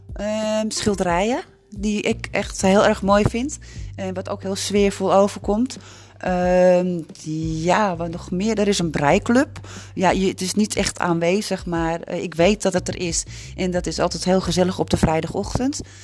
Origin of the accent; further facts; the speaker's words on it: Amsterdam, North Holland, Netherlands; moved away as an adult; now in Broek op Langedijk, Netherlands; Ik ben in Amsterdam ben ik opgegroeid